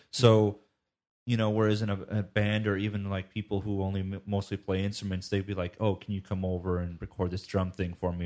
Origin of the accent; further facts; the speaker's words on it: United States; being an American